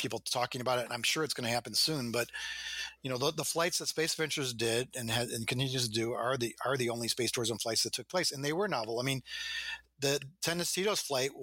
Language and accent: English; Evanston, Illinois, United States; I grew up in Evanston outside Chicago, where Northwestern University is.